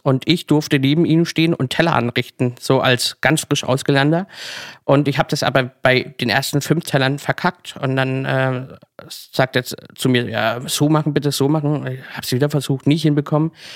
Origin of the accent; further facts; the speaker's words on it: Kappelrodeck, Baden-Württemberg, Germany; moved away as an adult; now in Berlin, Germany; richtig klassisch im Schwarzwald, sogar in meinem Heimatdorf ähm, Kappelrodeck